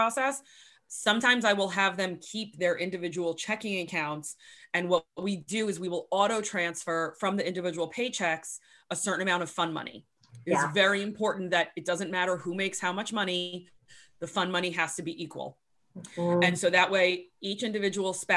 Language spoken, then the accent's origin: English; New York, United States; moved away as an adult; also born or lived in San Diego; I grew up in New York. I was still living in New York.